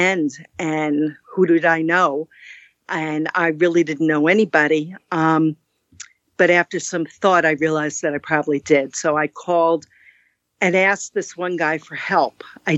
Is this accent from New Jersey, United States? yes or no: yes; New Jersey, United States; moved away as an adult; also born or lived in Kentucky / Texas / Germany / Fort Drum, New York; now in New York, United States; I was raised in New Jersey.